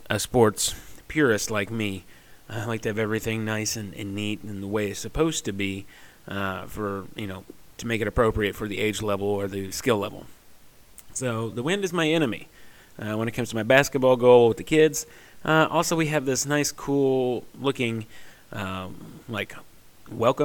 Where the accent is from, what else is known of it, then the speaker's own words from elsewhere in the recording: Southeast Missouri, United States; I'm from Southeast Missouri